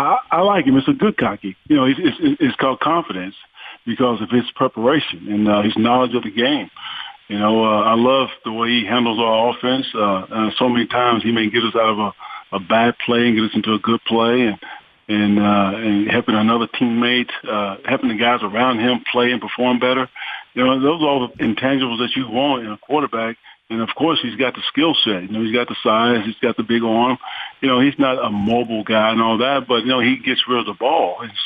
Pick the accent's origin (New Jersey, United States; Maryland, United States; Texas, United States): Texas, United States; McKinney; born there; Well, I was born in McKinney.